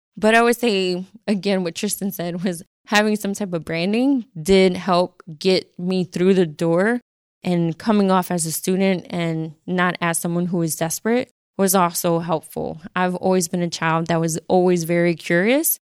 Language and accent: English; Philadelphia, Pennsylvania, United States; accent: super heavy; my accent was super heavy being from North Philly, having a Puerto Rican mother